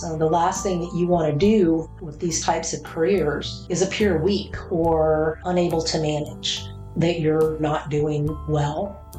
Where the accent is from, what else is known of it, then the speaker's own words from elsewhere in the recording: Killeen, Texas, United States; I grew up in the Killeen Fort Hood area, so my father and my stepfather were both active duty in the Army.